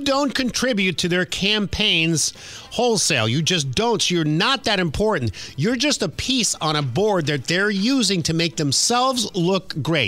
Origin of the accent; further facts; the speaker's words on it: New York City, New York, United States; I grew up in Queens, New York